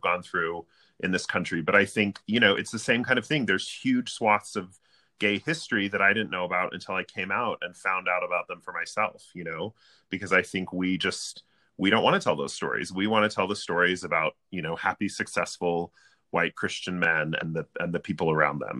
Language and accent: English; Provo, Utah, United States; I grew up in Provo